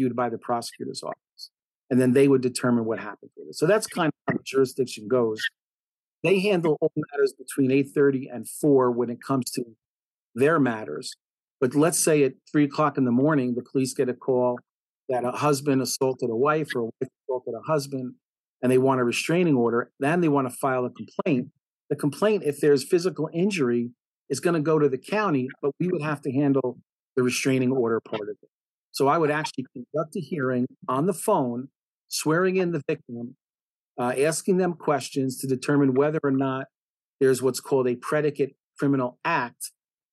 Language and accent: English; Nutley, New Jersey, United States; also born or lived in Passaic, New Jersey / Union Beach, New Jersey; I've obviously spent most of my life in Nutley, living in Nutley, since I think I was 5 years old.